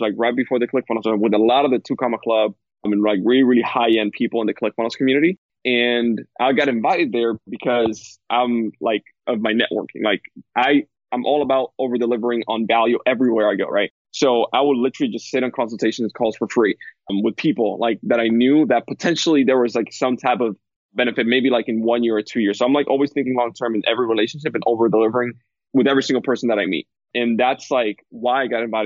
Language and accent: English; Dominican Republic; moved away as an adult; I come from Dominican Republic. That's where I grew up.